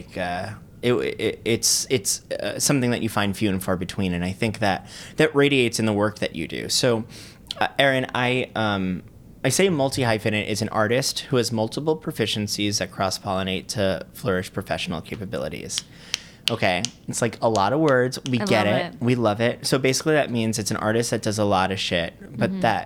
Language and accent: English; Boca Raton, Florida, United States; moved away as an adult; also born or lived in Fort Lauderdale, Florida; now in New York, United States; growing up in Boca